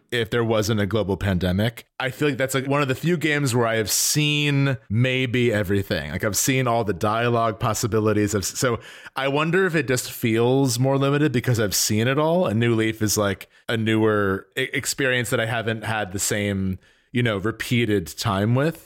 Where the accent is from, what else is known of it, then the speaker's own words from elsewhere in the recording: New Jersey, United States; I'm from, I'm from New Jersey